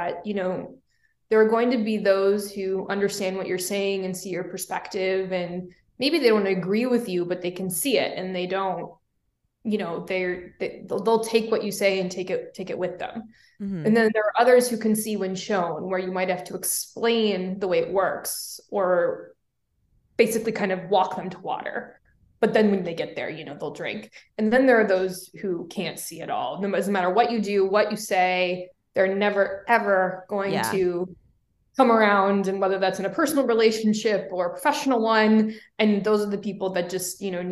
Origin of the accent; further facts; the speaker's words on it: Reno, Nevada, United States; moved away as an adult; also born or lived in New York City; my hometown is in Reno, Nevada